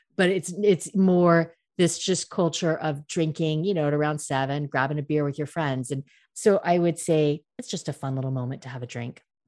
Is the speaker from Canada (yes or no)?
no; United States; now in France; I'm American